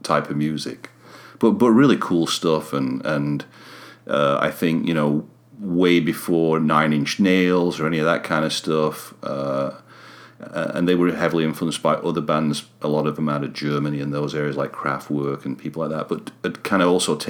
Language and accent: English; Sheffield, Yorkshire and the Humber, United Kingdom; moved away; I'm from Sheffield originally